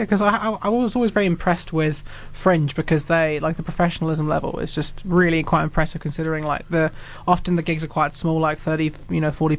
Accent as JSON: {"language": "English", "town": "Christchurch", "region": "Canterbury", "country": "New Zealand", "said": "I'm from Christchurch."}